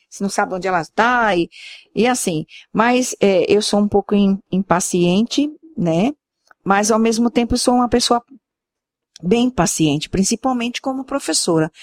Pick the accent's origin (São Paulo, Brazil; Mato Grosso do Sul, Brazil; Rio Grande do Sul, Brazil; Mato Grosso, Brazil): São Paulo, Brazil; Santos; now in Sergipe, Brazil; Eu sou santista, amo minha terra, tenho as minhas histórias lá, minhas recordações, mas também amo o lugar que eu vivo